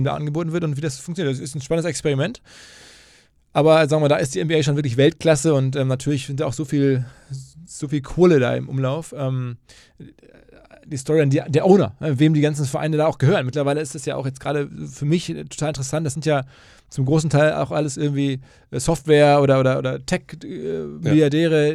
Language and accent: German; Germany; als Deutscher